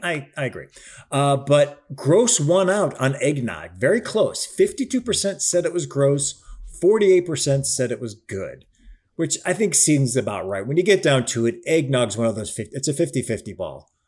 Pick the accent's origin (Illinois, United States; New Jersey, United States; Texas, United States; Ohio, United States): Ohio, United States; Cleveland; moved away; also born or lived in Chicago; I am from the Midwest. I'm Cleveland and then spent time in Chicago